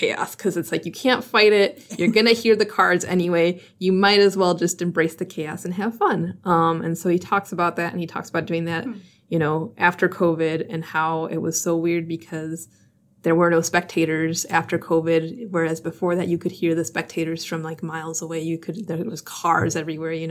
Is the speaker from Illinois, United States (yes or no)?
yes; Chicago, Illinois, United States; now in Milwaukee, United States; I call it pop. I'm from Chicago